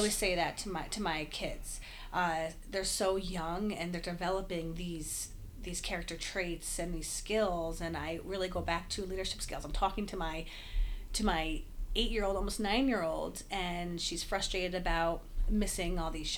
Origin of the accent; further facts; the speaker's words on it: Albany, New York, United States; born and raised in Albany, left a little while for grad school, came back